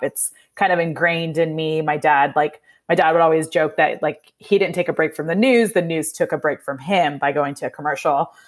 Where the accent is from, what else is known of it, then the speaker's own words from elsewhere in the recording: Indiana, United States; moved away as an adult; also born or lived in New Jersey; now in Atlanta, United States; I was actually born in New Jersey, um, but then we moved to Indiana when I was about three, So I really claim Indiana's, eh, 'cause it's where I grew up.